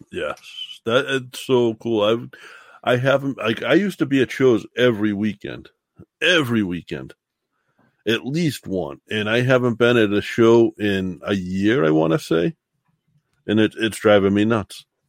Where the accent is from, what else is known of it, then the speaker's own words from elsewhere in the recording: the South, United States; I was from South